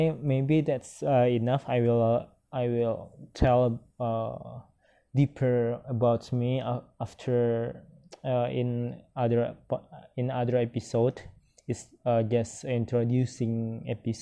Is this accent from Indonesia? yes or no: yes; Padang, West Sumatra, Indonesia; English is a second language; I was born in Padang, March 19, 1995.